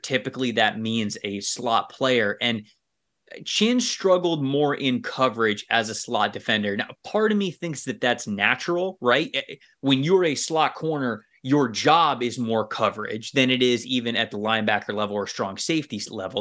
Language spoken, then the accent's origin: English; Florida, United States; I grew up in Florida